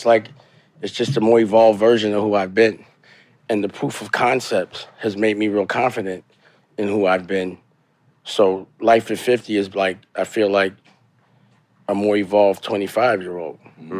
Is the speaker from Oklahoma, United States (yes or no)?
no; New York City, New York, United States; I was born in the Bronx, raised in East Harlem, mm-hmm. but I would say I made my bones in Harlem.